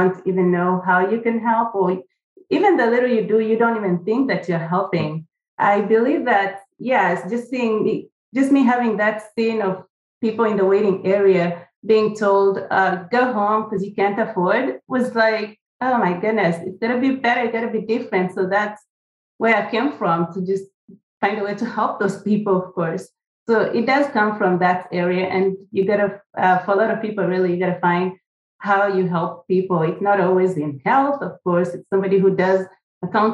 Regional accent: Kenya; now in United States; I wasn't born in the United States, for one. I was born in Kenya.

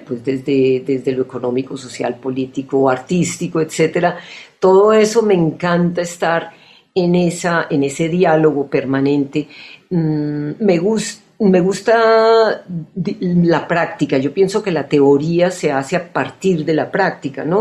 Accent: Colombia; moved away as an adult; also born or lived in United States; desde los 18 años, salí de Colombia

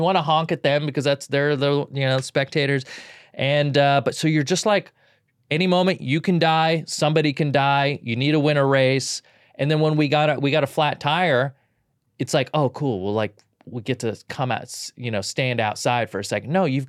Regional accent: California, United States; There's parts of me that are very bro stuff growing up in Southern California.

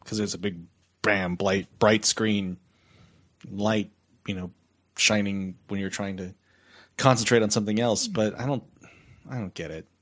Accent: San Antonio, Texas, United States; I'm already from San Antonio

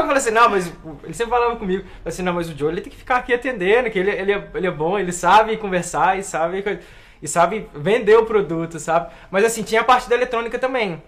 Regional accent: Juiz de Fora, Minas Gerais, Brazil; Nasci e criei em Juiz de Fora. Juiz de Fora, que é a minha cidade.

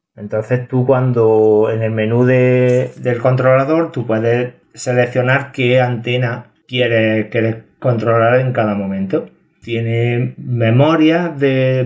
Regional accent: a village in Córdoba province, Andalusia, Spain; en Córdoba una de ellas. Así que eh, mi pueblo

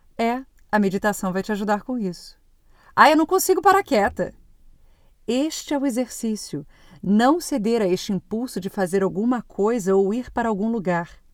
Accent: Brazil; moved away as an adult; now in Portugal; E o ano que eu saí do Brasil foi muito intenso

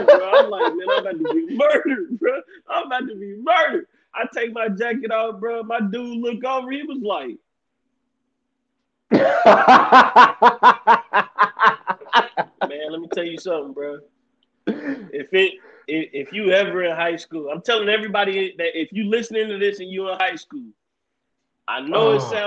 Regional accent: Ohio, United States; growing up in Ohio, where I'm at, it's all Cincinnati stuff

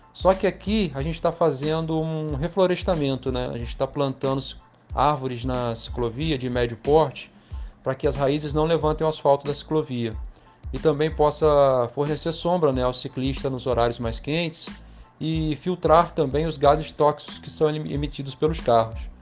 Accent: Campos dos Goytacazes, Rio de Janeiro, Brazil; eu sou daqui de Campos, né? E para quem não conhece Campos, eu moro numa avenida chamada Alberto Lamego

